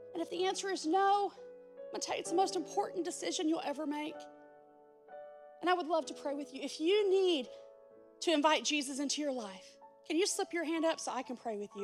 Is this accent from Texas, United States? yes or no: yes; Texas, United States; I'm from Texas, not from the Middle East